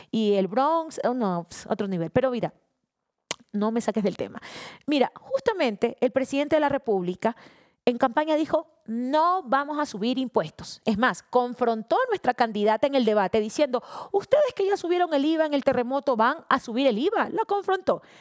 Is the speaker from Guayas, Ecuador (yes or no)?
no; Esmeraldas, Ecuador; Yo no soy buquelista, yo soy ecuatoriana, ñaño esmeraldeña.